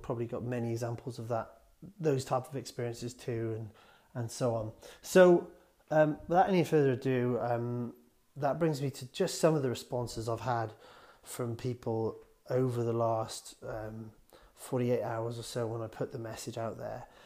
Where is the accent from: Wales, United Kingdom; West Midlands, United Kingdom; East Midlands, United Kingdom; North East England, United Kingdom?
Wales, United Kingdom; I'm from Welsh, very proud of being Welsh